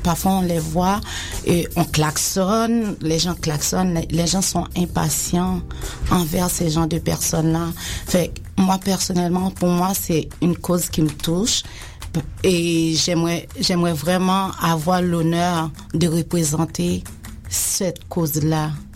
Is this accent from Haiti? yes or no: yes; Haiti; now in Quebec, Canada; j'ai grandi en Haïti, j'ai été élevée en Haïti